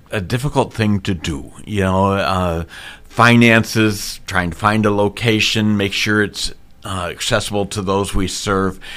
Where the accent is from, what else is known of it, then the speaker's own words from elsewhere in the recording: Missouri, United States; also born or lived in Minnesota / Keokuk, Iowa; now in Boone, United States; I was born in Minnesota, raised in Missouri